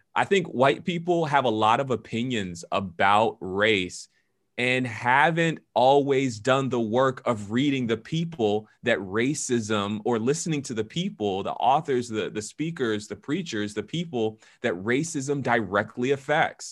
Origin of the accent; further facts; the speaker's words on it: Atlanta, Georgia, United States; now in Washington, D.C., United States; I am originally from Atlanta, Georgia, but I am a pastor in the Washington, D C area